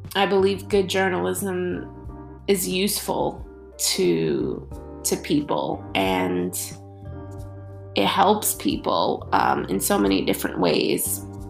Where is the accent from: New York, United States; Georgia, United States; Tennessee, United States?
New York, United States; New York City; growing up in New York City is is truly a blessing